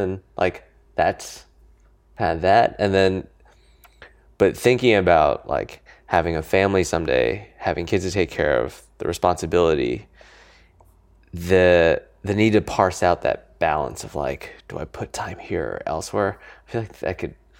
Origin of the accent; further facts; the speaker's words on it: Niwot, Colorado, United States; also born or lived in California; I grew up in Colorado, yeah. um, in a town called Niwot, N I W O T.